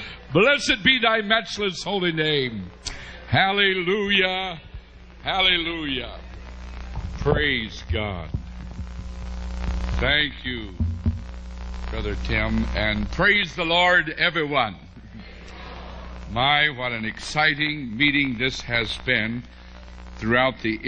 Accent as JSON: {"language": "English", "region": "West Virginia", "country": "United States", "said": "I was from West Virginia"}